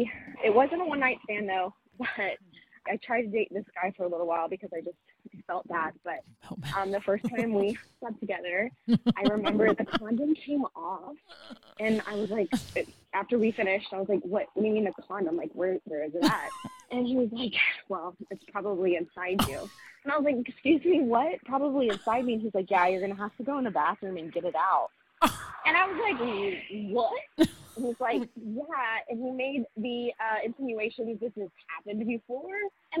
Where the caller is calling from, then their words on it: Houston, Texas, United States; Hi girls. … I'm from Houston, Texas.